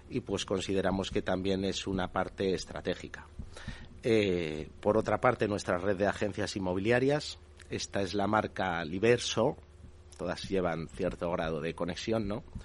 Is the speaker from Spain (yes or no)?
yes; Castile, Spain; nosotros somos castellanos de nacimiento, por supuesto, Castilla es una comunidad autónoma maravillosa, seguiremos trabajando allí